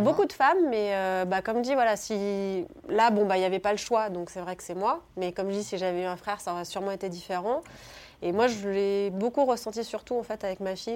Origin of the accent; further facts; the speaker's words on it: Cornas, Auvergne-Rhône-Alpes, France; moved away as an adult; also born or lived in Lille / Bordeaux / India / United States; j'ai grandi donc à Cornas, qui est un petit bled en Ardèche